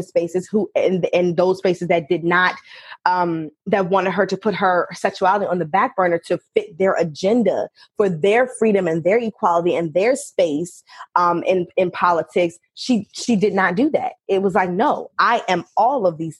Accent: Richmond, Virginia, United States; born and raised in Richmond, Virginia

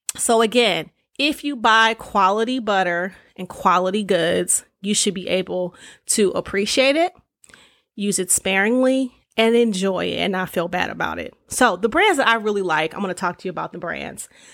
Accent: Detroit, Michigan, United States; growing up in Detroit

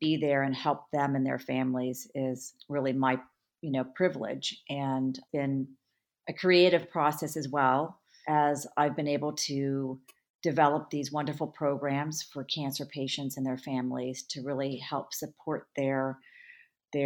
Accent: California, United States; I grew up in California

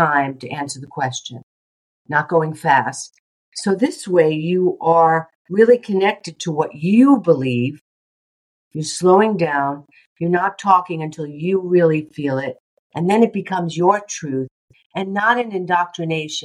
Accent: New York, United States; I'm also a New Yorker.

